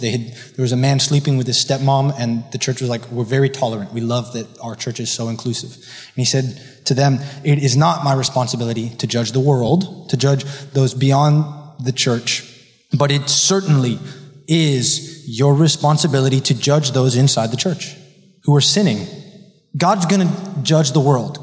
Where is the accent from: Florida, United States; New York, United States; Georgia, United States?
Florida, United States; Miami Beach; I was raised here in Miami Beach by wise, godly parents